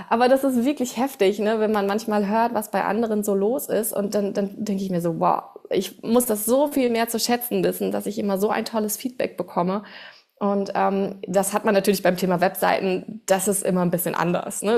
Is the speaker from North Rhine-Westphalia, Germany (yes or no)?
no; Bad Homburg, Hesse, Germany; first language German; ich komme aus Bad Homburg, das ist in der Nähe von Frankfurt